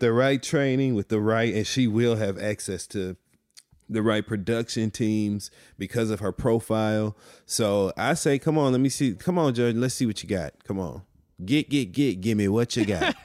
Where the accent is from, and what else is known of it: Flint, Michigan, United States; also born or lived in Detroit, Michigan